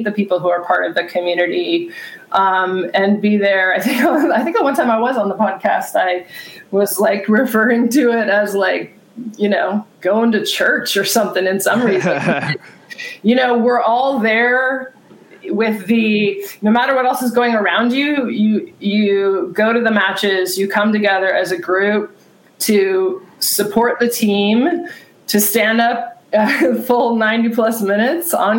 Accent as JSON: {"language": "English", "town": "San Diego", "region": "California", "country": "United States", "tie": "born or raised there", "also_born_or_lived": "Boston / Seattle / Denmark", "moved": "as an adult", "said": "I grew up in San Diego, went to Mount Carmel"}